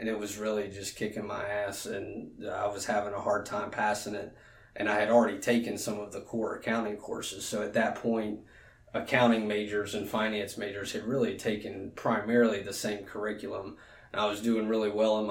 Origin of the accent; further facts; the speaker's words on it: Alexandria, Louisiana, United States; moved away as an adult; also born or lived in Baton Rouge; I'm from Alexandria. Went to Menard High School, which is a private Catholic school in Alexandria. Graduated in 2006 and moved down to Baton Rouge to go to LSU and never went home.